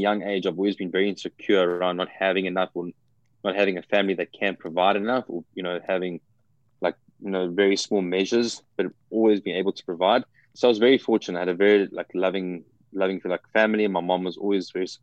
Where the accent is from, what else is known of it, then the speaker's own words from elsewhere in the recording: South Africa; moved away as an adult; now in United States; I'm originally from South Africa and moved to the US about 2 years ago.